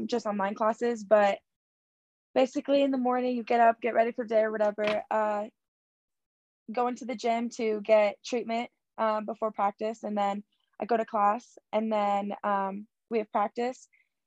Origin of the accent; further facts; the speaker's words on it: Boise, Idaho, United States; moved away; I'm from Boise, so I just felt like it reminded me of my hometown